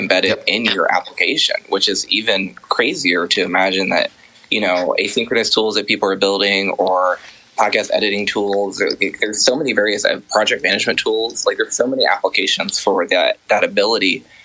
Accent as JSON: {"language": "English", "town": "Columbus", "region": "Ohio", "country": "United States", "tie": "born or raised there", "moved": "as an adult", "lives_now": "Emeryville, United States", "said": "I ended up moving to from Columbus, my hometown, to San Francisco in February of last year with my husband"}